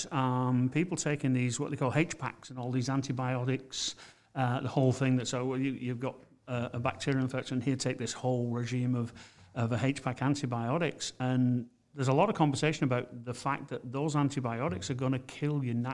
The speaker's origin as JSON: {"language": "English", "region": "England", "country": "United Kingdom", "said": "I'm from England"}